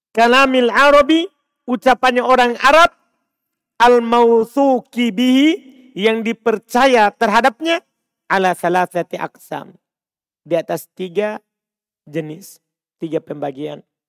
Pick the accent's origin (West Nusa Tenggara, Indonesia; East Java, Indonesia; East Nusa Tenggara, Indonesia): West Nusa Tenggara, Indonesia; Bima; saya orang Bima